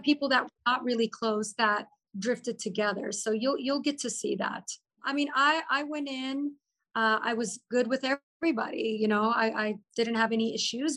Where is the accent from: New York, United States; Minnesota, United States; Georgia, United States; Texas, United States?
Texas, United States; Austin; moved away as an adult; also born or lived in Lebanon; now in Dubai, United Arab Emirates; I was born in Lebanon, moved to Austin directly when I was four and a half years old. And I just grew up in Austin. So I'm like a true Texan, Southern girl